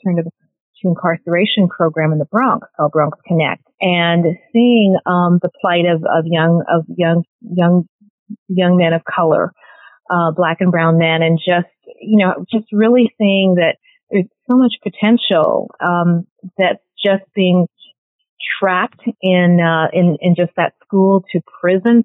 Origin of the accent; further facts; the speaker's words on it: Canada; moved away as an adult; also born or lived in Cameroon; now in New York City, United States; My family emigrated to Canada.